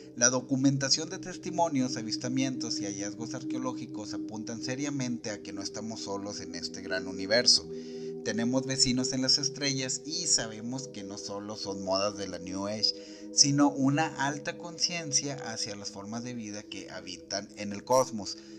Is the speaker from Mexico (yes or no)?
yes; Monterrey, Nuevo León, Mexico; en la ciudad de Monterrey, de donde yo soy originario y donde radico también